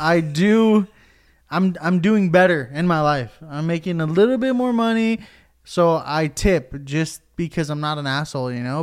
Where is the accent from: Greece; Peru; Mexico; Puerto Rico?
Puerto Rico; I'm Puerto Rican, and I think I've told, like, four people that I'm Puerto Rican